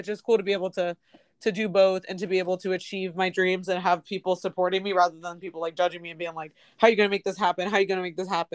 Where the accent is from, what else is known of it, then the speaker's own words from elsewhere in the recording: Washington, District of Columbia, United States; moved away as an adult; now in Los Angeles, United States; I'm from Washington, D.C.